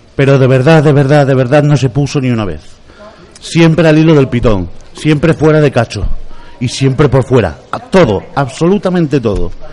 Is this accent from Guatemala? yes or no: no; Biscay, Basque Country, Spain; yo que soy vizcaíno